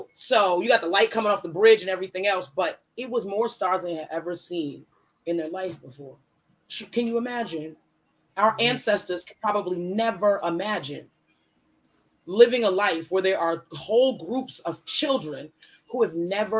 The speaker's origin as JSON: {"language": "English", "region": "New York", "country": "United States", "tie": "born or raised there", "said": "I'm born and raised in New York."}